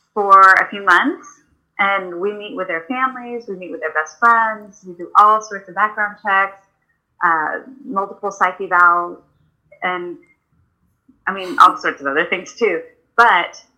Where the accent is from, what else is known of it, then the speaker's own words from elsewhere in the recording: Houston, Texas, United States; I was born and raised in Houston, Texas